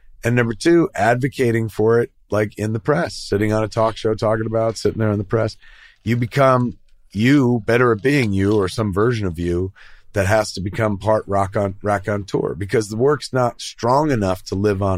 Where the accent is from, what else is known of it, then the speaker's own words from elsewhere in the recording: New Jersey, United States; I'm from Jersey and I go to convenience stores.